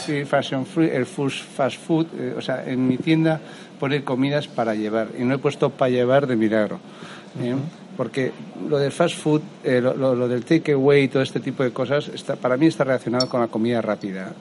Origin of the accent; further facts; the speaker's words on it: Valencian Community, Spain; soy valenciano, eh, productor, mi familia es productora de arroz